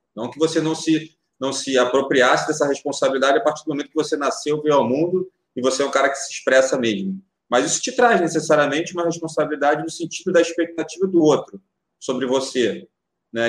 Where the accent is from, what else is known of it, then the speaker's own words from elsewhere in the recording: Rio de Janeiro, Brazil; Sou nascido em Madureira, sou nascido em Madureira, com muito boa, orgulho